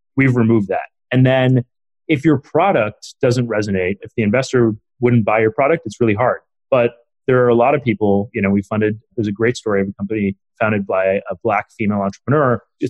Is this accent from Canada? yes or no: yes; Canada; also born or lived in India / Chicago; And I was born in India. My parents moved to Chicago actually for a couple of years on a visa, and then we couldn't stay in the U.S. after my dad's like, you know, 3 years was up. And so we either had to move back to India or move somewhere else. So we ended up moving to Canada